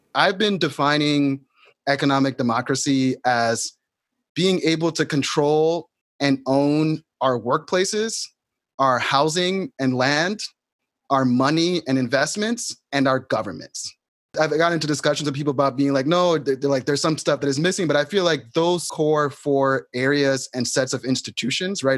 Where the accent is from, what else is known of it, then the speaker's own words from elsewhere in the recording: New York City, New York, United States; I grew up in New York City